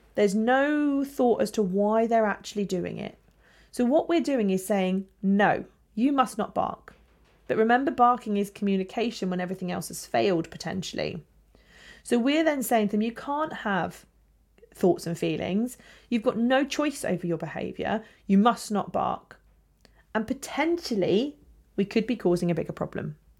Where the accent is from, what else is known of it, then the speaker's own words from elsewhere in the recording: England, United Kingdom; we're English.